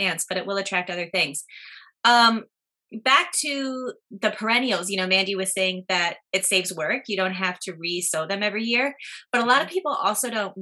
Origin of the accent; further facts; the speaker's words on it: Midwest, United States; now in New Jersey, United States; I'm from the Midwest, and where I'm from, we did not see these